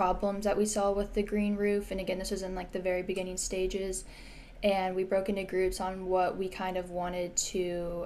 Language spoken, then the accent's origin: English; Springfield, Illinois, United States; I grew up in Springfield, Illinois, which is flat and a lot of corn